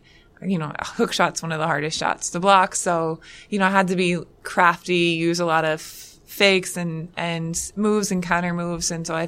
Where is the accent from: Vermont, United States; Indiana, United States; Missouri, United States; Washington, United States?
Indiana, United States; Macy; I grew up in Macy, Indiana.